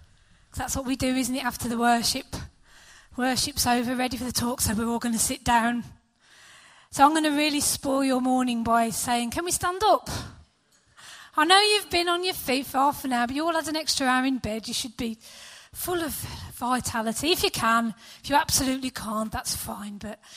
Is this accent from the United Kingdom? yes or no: yes; United Kingdom; We're British